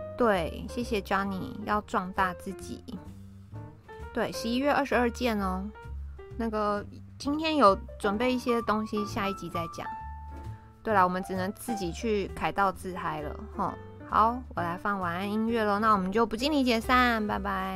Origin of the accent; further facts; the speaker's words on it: Taiwan; 我们台湾人